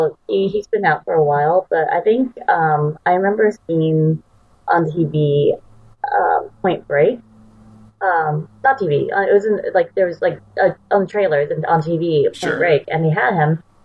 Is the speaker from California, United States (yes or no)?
yes; California, United States; Because, like, I'm in California, so I'm a Californian. It's such a California movie.